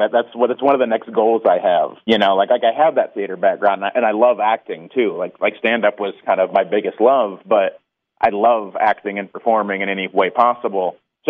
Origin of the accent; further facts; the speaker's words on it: Indiana, United States; now in California, United States; I'm not from Fort Wayne, but I'm an Indiana boy.